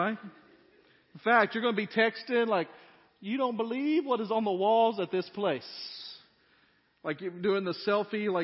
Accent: United States; as American Christians

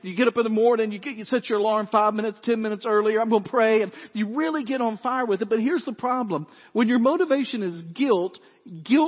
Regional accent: West Tennessee, United States; I grew up in West Tennessee

